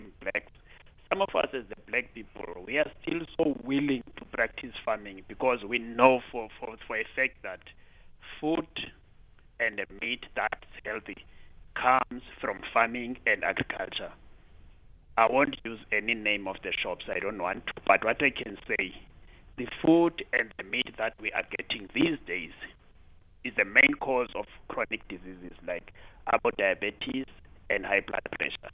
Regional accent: Kamata, Eastern Cape, South Africa; I'm originating from Eastern Cape in Kamata. There we used to have a big irrigation scheme when I was growing up.

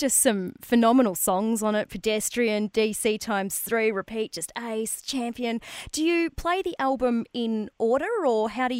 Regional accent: Albury, New South Wales, Australia; we're from Albury

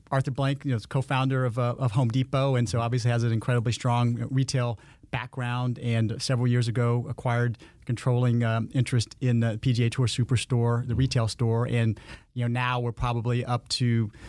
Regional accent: Landstuhl, Rhineland-Palatinate, Germany; born there; I was born on Landstuhl, Germany, at a U.S. Army base there.

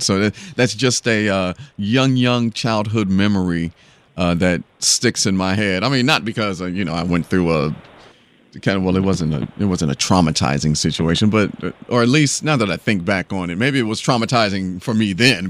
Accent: Dayton, Ohio, United States; now in Houston, United States; I'm from Dayton, Ohio

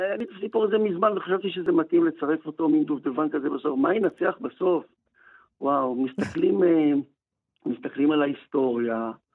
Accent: Israel; המקום הזה שאני נולדתי בו ואבא שלי נולד בו

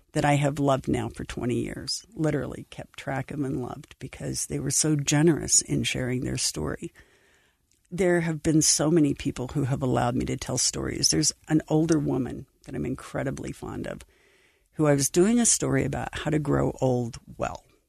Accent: Idaho Falls, Idaho, United States; I grew up in Idaho Falls

